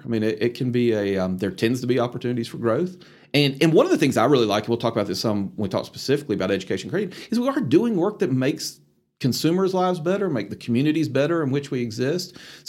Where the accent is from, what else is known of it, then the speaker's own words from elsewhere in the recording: Columbia, South Carolina, United States; moved away as an adult; now in Atlanta, United States; So Columbia, South Carolina was home for me. And that's where I was born and raised.